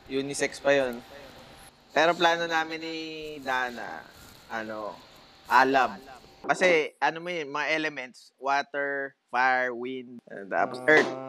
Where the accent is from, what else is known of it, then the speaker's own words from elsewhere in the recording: Philippines; bilang Pilipino